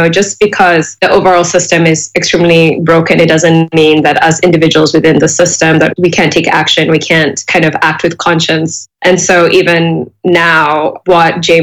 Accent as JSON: {"language": "English", "region": "Nairobi", "country": "Kenya", "said": "as a Kenyan and a Nairobian"}